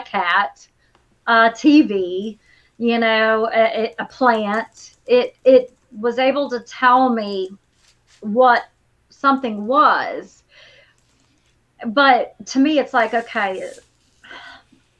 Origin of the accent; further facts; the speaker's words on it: Lamesa, Texas, United States; moved away; I grew up in La Mesa, which I think 3 hours from it. It's definitely West Texas up there.